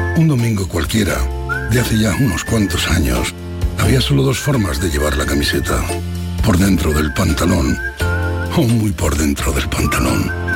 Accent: Torredonjimeno, Andalusia, Spain; moved away; mi pueblo

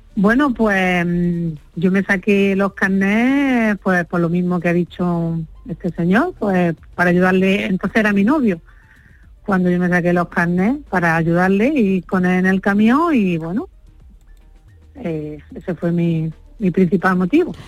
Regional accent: Huéscar, Granada, Andalusia, Spain; en mi pueblo es lo que estamos haciendo, Huesca, yo soy de Huesca, Granada

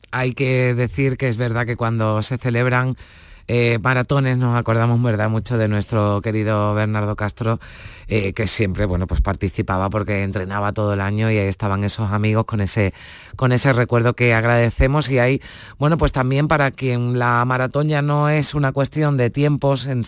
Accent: Ecuador; now in Madrid, Spain; Somos de Ecuador y pues nada, residimos en Madrid, pero le ha hecho ilusión venir a Sevilla

